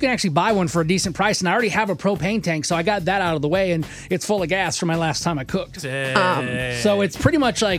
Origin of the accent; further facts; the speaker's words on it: Texas, United States; I'm a Texan.